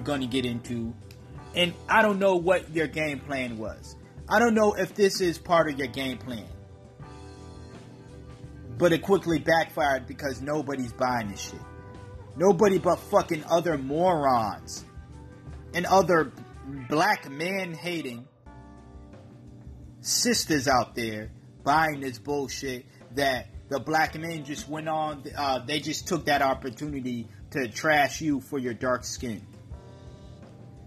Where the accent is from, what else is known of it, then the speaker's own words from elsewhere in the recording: Massachusetts, United States; I'm from Massachusetts